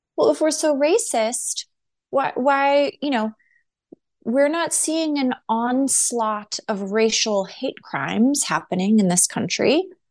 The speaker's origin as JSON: {"language": "English", "country": "United States", "said": "as American citizens"}